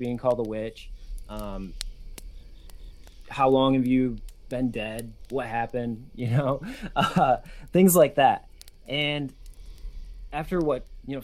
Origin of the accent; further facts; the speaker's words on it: West Michigan, United States; we are both from Michigan